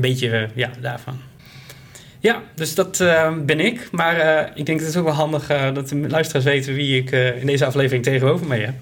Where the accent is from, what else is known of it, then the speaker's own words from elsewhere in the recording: Groningen, Netherlands; moved away as an adult; now in Ede, Netherlands; ik ben opgegroeid in Groningen. dus ik kom uit het noorden van het land.